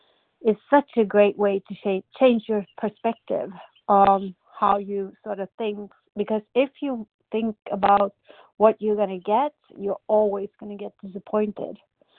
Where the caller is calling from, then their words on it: Sweden; I'm calling in from Sweden